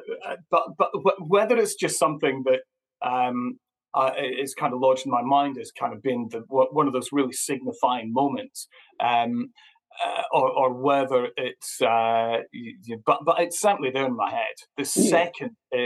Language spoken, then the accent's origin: English; Perth, Scotland, United Kingdom; I'm from Perth, which is a kind of really small town, and in between Edinburgh and Glasgow